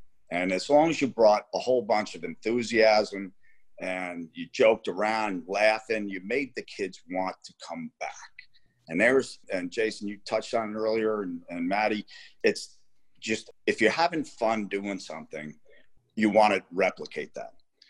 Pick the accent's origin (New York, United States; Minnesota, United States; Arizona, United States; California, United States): New York, United States; Garden City; now in Dallas, United States; I grew up in Garden City, New York, which is almost 100% white.